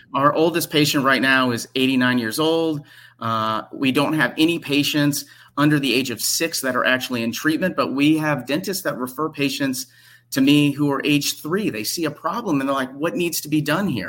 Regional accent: Memphis, Tennessee, United States; moved away as an adult; also born or lived in Detroit, Michigan; I'm from Memphis, Tennessee

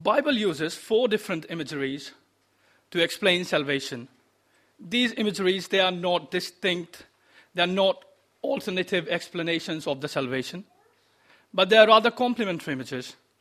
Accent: India; moved away; I come from India

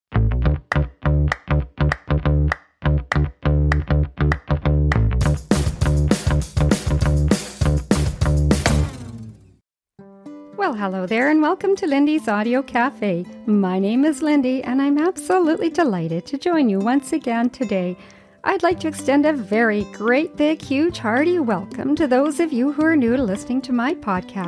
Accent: Yukon, Canada; when I was a child and I was growing up in the Yukon

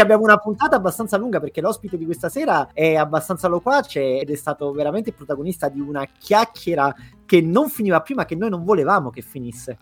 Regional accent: Naples, Campania, Italy; now in London, United Kingdom; da napoletano

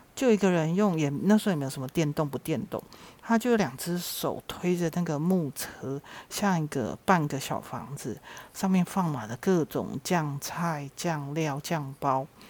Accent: Shuili, Nantou County, Taiwan; 出生在南投水里

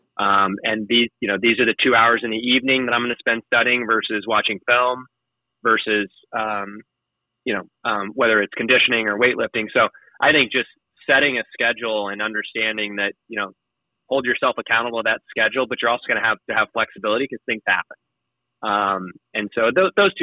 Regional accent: Cape Girardeau, Missouri, United States; moved away as an adult; also born or lived in Quincy, Illinois; now in San Antonio, United States; I grew up in Cape Girardeau, Missouri, which is on the Mississippi River in Missouri.

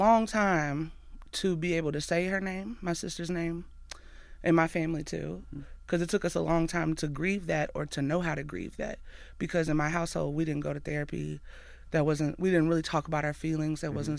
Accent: Athens, Alabama, United States; I grew up in a trailer park in Athens, Alabama. We didn't have a lot

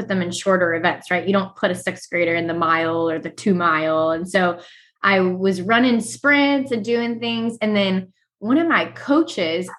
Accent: Illinois, United States; moved away as an adult; also born or lived in Virginia; now in Washington, D.C., United States; Illinois, born and raised

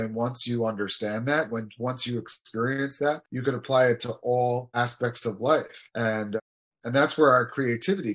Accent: United States; I grew up in America and we had all the freedoms

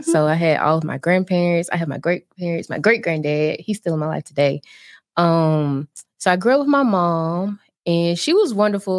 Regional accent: Birmingham, Alabama, United States; moved away as an adult; also born or lived in New Jersey; I'm originally from Birmingham, Alabama

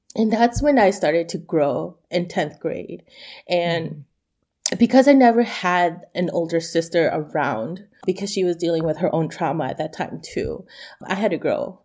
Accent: United States; I am Hmong American

